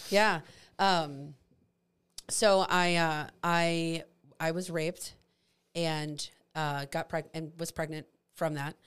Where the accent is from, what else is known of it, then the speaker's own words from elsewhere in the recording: St. Charles, Missouri, United States; I grew up in St. Charles.